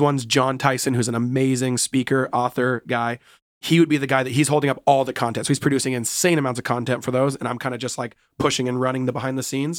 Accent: Seattle, Washington, United States; I was born and raised in Seattle

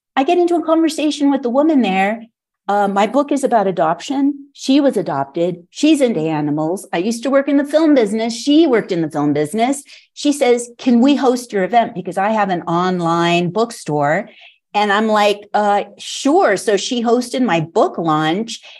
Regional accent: California, United States; moved away as an adult; also born or lived in Los Angeles / San Francisco Bay Area; now in Santa Fe, United States; I'm from California

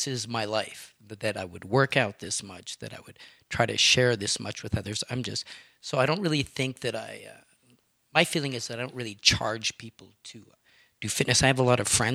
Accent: Terrasse-Vaudreuil, Quebec, Canada; now in Calgary, Canada; Terrasse-Vaudreuil, a place just outside of Montreal, west of Montreal. Little town

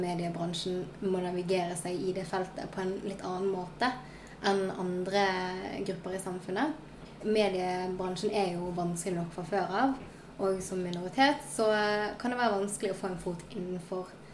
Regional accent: Sotra, Vestland, Norway; also born or lived in South Korea; jeg kommer fra Sotra utenfor Bergen.

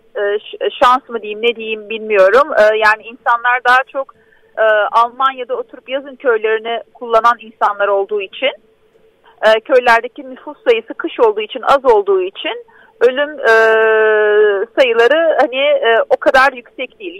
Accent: Diyarbakır, Diyarbakır Province, Turkey; bir Diyarbakırlı olarak

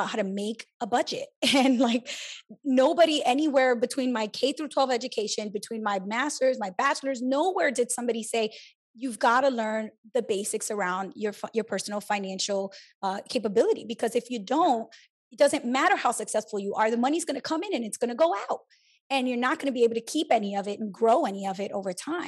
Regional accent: New York City, New York, United States; I grew up in New York City

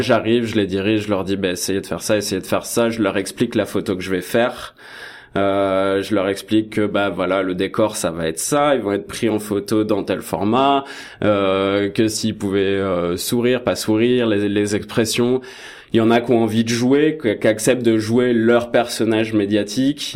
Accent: France; moved away as an adult; now in Toronto, Canada; je suis français

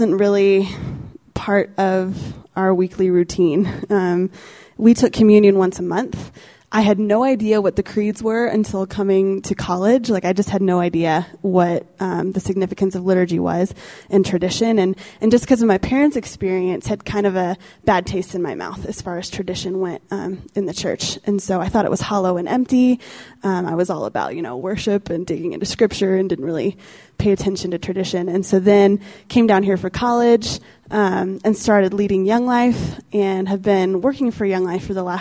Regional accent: Steamboat Springs, Colorado, United States; I grew up in Steamboat, a little ski town up in the northwestern corner of Colorado

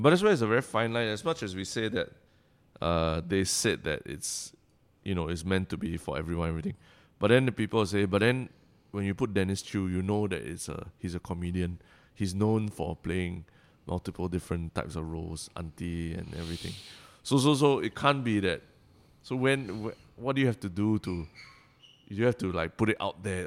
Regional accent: Singapore; Singaporeans, the way we speak has evolved

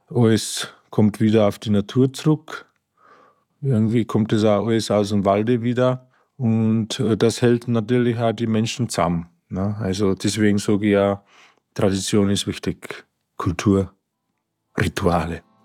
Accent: Slovakia; also born or lived in Achental, Bavaria, Germany; now in Marquartstein, Germany; ursprünglich komme ich ja aus der Slowakei

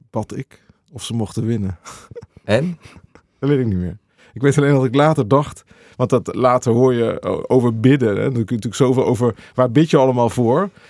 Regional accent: Veenendaal, Utrecht, Netherlands; Ik kwam uit Veenendaal.

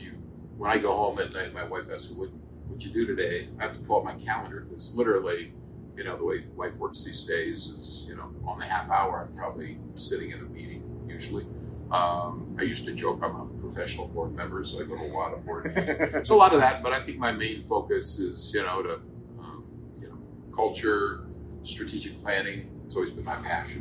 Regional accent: Northwest Iowa, United States; my wife and I grew up in Northwest Iowa.

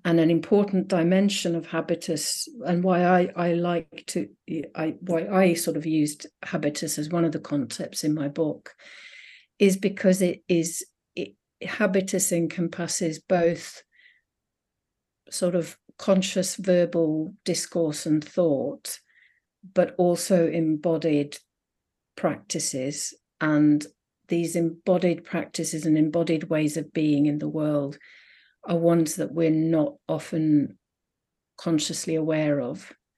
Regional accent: Finland; moved away as an adult; now in United Kingdom; I grew up in Finland, in a Finnish-speaking town

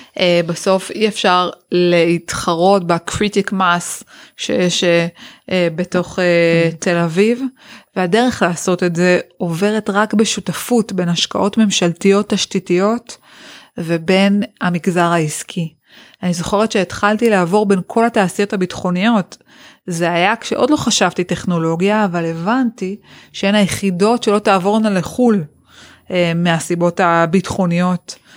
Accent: Yeruham, Southern District, Israel; ששנות התיכון שלי כאן בירוחם

